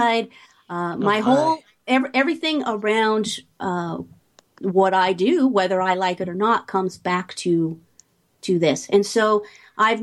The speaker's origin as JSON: {"language": "English", "town": "Beck Row", "region": "East of England", "country": "United Kingdom", "tie": "born or raised there", "moved": "yes", "said": "I grew up in Beck Row, which is about 30 minutes from Cambridge. It's northeast of London, East Anglia"}